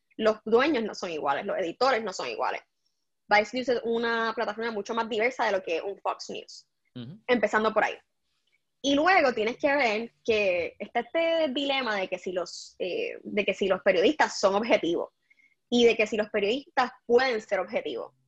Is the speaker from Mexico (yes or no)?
no; Puerto Rico; moved away; yo soy puertorriqueña